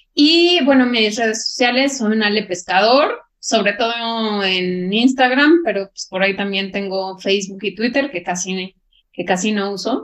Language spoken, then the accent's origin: Spanish; Mexico